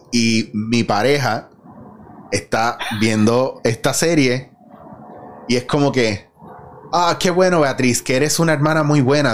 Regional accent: Puerto Rico; esta amalgama de identidades que tenemos

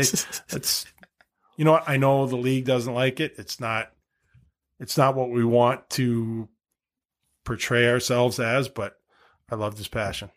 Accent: Wilbraham, Massachusetts, United States; moved away; growing up in Massachusetts, high school hockey was huge

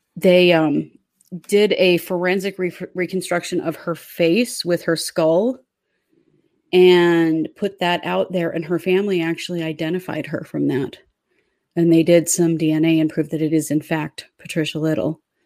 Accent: Idaho, United States; we were kids living here in Idaho

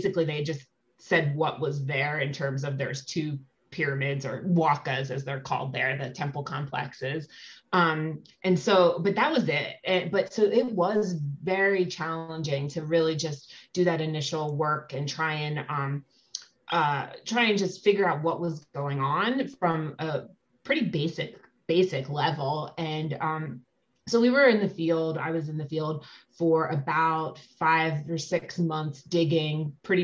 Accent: Philadelphia, Pennsylvania, United States; I grew up in Philadelphia

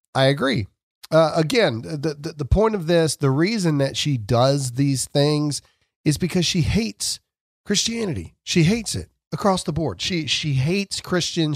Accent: Mississippi, United States; I'm from Mississippi.

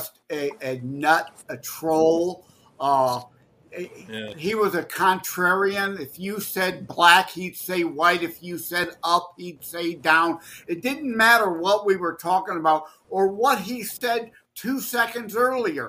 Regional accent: Detroit, Michigan, United States; I'm from Detroit

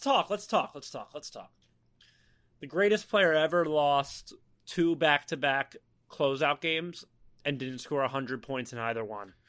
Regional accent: East Coast, United States; we grew up on the East Coast, Philadelphia, Baltimore

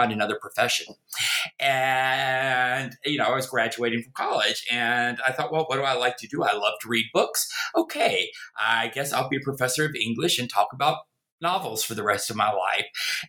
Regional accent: North Carolina, United States; accent: Southern; also born or lived in Virginia; Obviously, you can tell from my accent, I am a Southerner, a born in the American South, in Virginia, grew up in North Carolina. Try as I may, I've never been able to get rid of the accent.

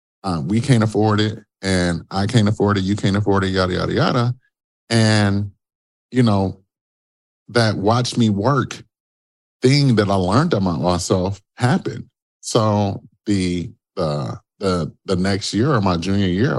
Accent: Detroit, Michigan, United States; I'm originally from Detroit, Michigan

